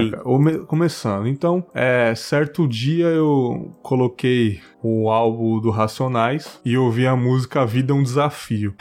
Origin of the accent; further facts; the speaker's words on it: São Paulo, Brazil; also born or lived in São Miguel Paulista, São Paulo; eu nasci em São Miguel, mas eu fui pro Cangaíba